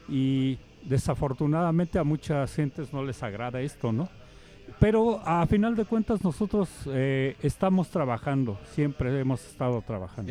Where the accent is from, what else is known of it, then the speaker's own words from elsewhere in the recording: Mexico; para nosotros como mexicanos